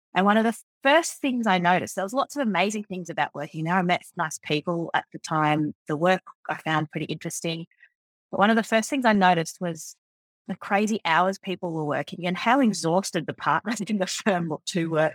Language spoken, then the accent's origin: English; Forbes, New South Wales, Australia; also born or lived in Sydney; I was born in a country town called Forbes out in central West, New South Wales in Australia, and I grew up on a farm out there